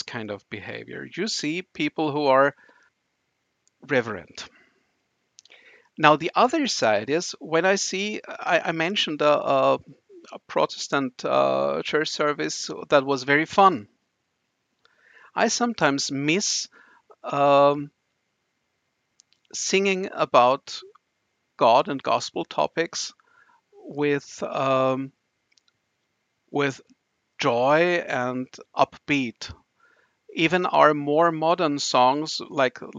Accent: Vienna, Austria; I'm from Austria, from Vienna, so this is the old continent with old traditions

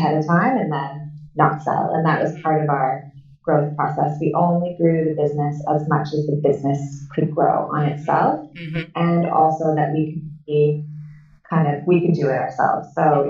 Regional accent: Canada; And I've lived all over the world. And so I had people I'm Canadian. I had people from Canada.

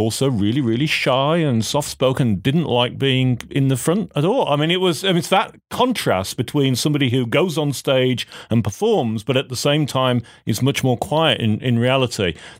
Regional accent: United Kingdom; now in United States; And I particularly appreciate this, being a Brit coming to America, seeing the fascinating system that is here for healthcare.

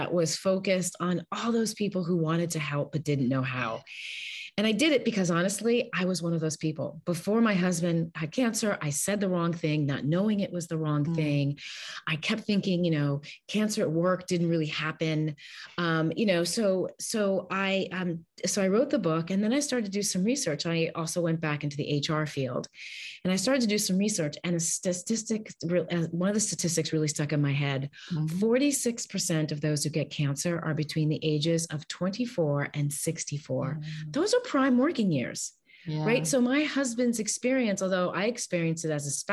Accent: Westport, Connecticut, United States; now in Los Angeles, United States; I live in Los Angeles, California, and I grew up in Westport, Connecticut

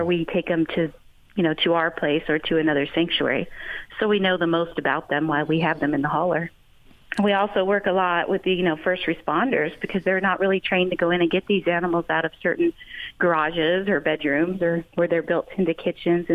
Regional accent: San Diego, California, United States; also born or lived in Texas; I moved back to California. I'm from San Diego

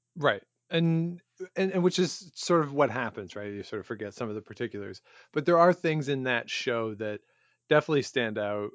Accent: outside of Toronto, Ontario, Canada; we grew up outside of Toronto

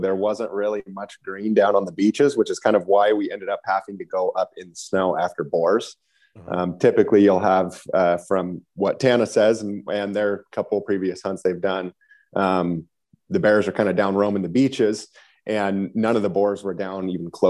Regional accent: North Idaho, United States; Both from North Idaho, where I still live now.

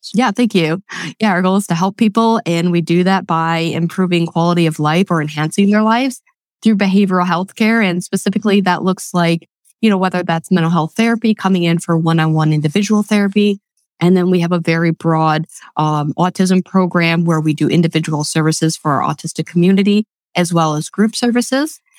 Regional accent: Webster, New York, United States; moved away as an adult; now in Lancaster, United States; Born and raised in Western New York

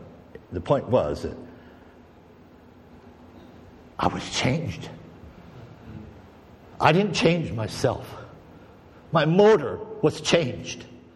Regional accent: Oregon, United States; moved away as an adult; also born or lived in California / Minnesota; I was from California. I spent 5 years in California, and I spent 15 years in Oregon

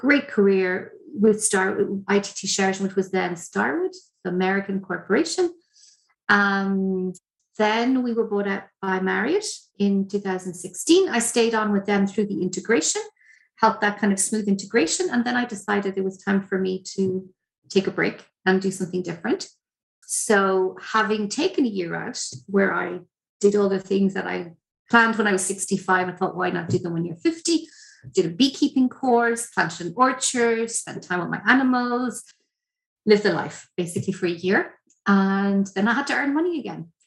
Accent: Ireland; As Irish people

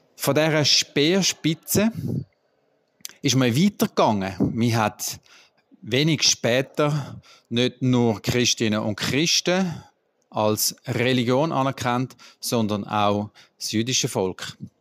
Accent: Bern, Switzerland; Bei uns in Bern

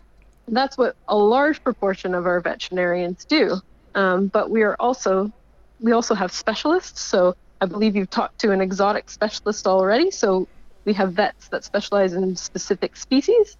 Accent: Canada; moved away as an adult; now in Melbourne, Australia; my home country of Canada

